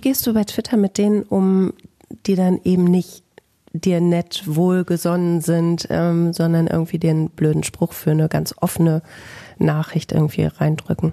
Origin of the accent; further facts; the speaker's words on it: Bielefeld, North Rhine-Westphalia, Germany; bei mir in meiner Heimat in Bielefeld